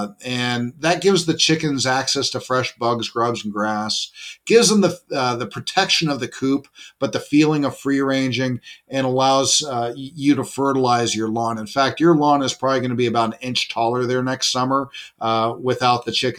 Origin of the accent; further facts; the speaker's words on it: Gresham, Oregon, United States; I grew up in Gresham, Oregon, so I'm pretty familiar with the Oregon climate and whatnot.